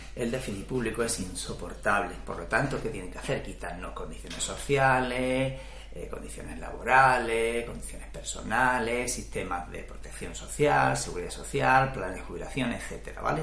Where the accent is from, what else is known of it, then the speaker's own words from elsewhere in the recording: Spain; el mío, España